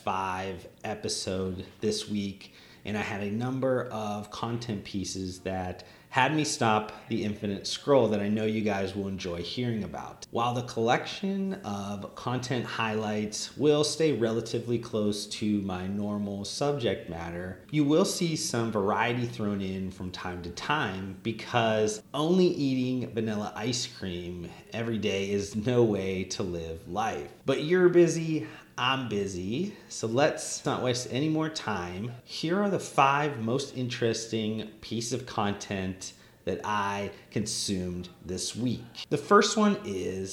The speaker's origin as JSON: {"language": "English", "region": "Northeast Ohio", "country": "United States", "tie": "born or raised there", "said": "snow days were always epic growing up in Northeast Ohio"}